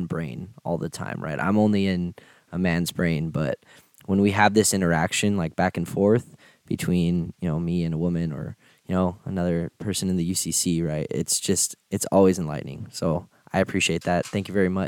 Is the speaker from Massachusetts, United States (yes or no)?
no; Harlingen, Texas, United States; I'm from the Rio Grande Valley, which is like south Texas